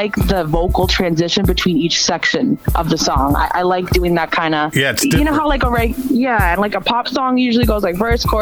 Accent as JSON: {"language": "English", "town": "Waltham", "region": "Massachusetts", "country": "United States", "tie": "born or raised there", "said": "I grew up right outside of Boston in Waltham."}